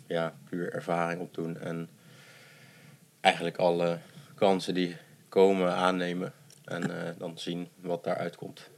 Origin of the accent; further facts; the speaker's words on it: Netherlands; also born or lived in Addis Ababa, Ethiopia; ik ben wel echt zo Nederlands opgevoed